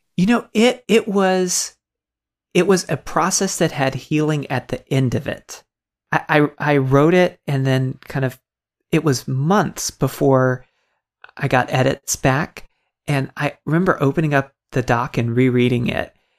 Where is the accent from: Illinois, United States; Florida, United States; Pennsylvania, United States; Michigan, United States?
Florida, United States; Tampa; I grew up in Tampa, Florida